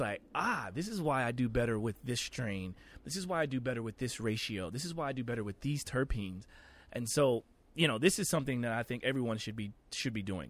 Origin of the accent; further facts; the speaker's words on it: Oklahoma, United States; I grew up very sheltered, very conservative life. I'm from Oklahoma.